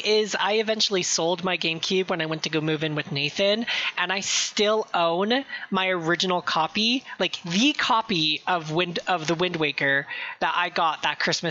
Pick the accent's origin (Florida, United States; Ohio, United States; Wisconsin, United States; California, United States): California, United States; I'm from California. I'm from California.